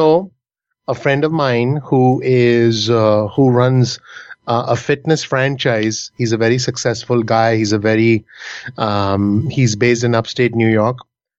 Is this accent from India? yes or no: yes; India; moved away as an adult; now in United States; only in America can a 24-year-old Indian guy come over in 2002 in a post-9/11 world.